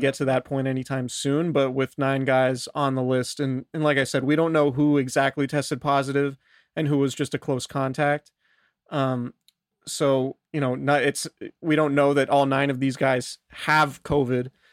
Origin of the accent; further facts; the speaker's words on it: Santa Rosa, California, United States; I'm from Santa Rosa